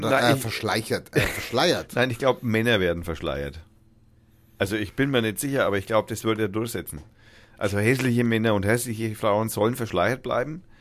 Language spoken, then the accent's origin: German; Berlin, Germany; Finde ich super. Als Berliner.